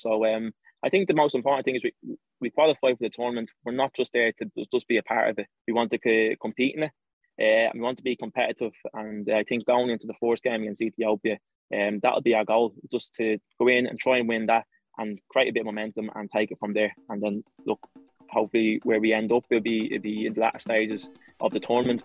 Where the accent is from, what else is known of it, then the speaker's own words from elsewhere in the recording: Ireland; accent: Irish; I was born in Ireland and I've lived here uh, all my life.